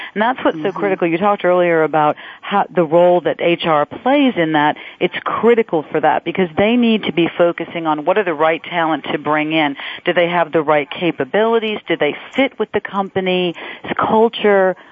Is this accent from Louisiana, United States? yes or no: yes; Louisiana, United States; now in Florida, United States; am from Louisiana